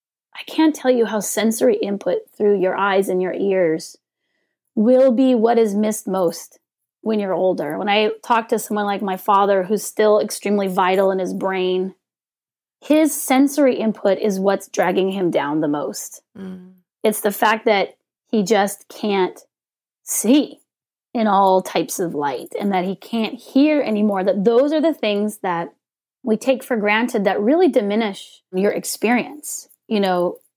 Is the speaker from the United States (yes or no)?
yes; California, United States; I'm from California.